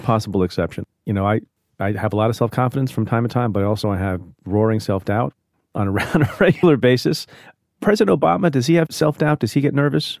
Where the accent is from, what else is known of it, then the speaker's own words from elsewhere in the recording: India; now in United States; I was born in India.